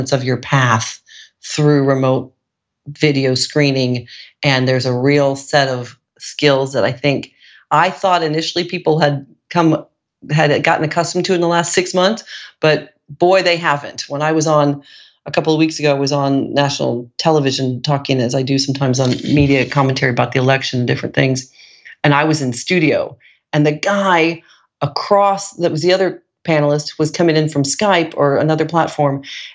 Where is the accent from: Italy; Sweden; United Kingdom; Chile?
Italy; I was from Italy